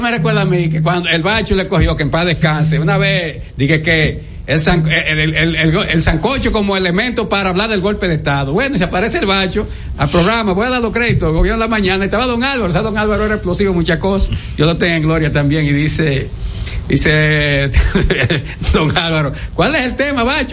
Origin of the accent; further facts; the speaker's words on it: Dominican Republic; como dominicano